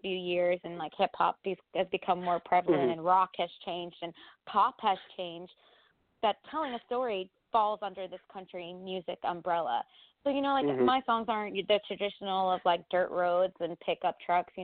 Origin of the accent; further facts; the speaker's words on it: Freehold, New Jersey, United States; moved away as an adult; now in New York City, United States; I actually grew up about an hour south of Manhattan in New Jersey, in Freehold, New Jersey